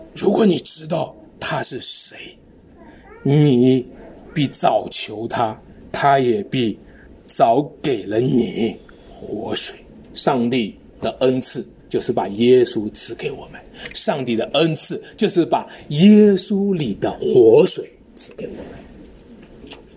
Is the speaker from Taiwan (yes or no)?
no; China; 我们中国人